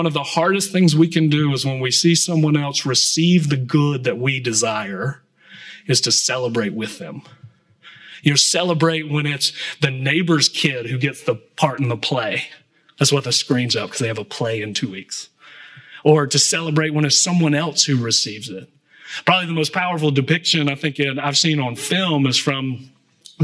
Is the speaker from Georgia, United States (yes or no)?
yes; Atlanta, Georgia, United States; I grew up in Atlanta